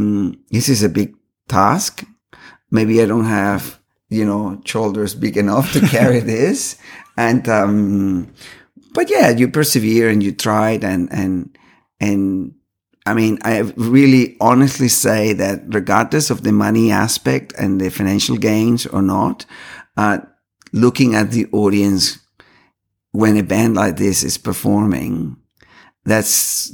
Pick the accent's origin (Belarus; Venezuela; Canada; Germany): Venezuela; Caracas, Capital District; born there; I was born in Caracas, Venezuela.